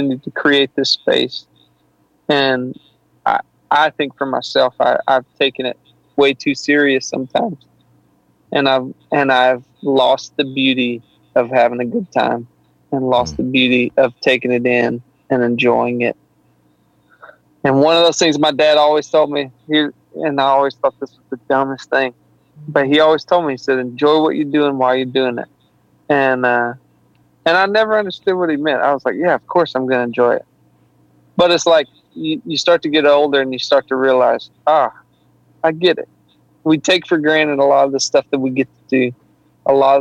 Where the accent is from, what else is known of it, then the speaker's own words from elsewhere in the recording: Arkansas, United States; I'm from Arkansas, so our professional team is the Razorbacks.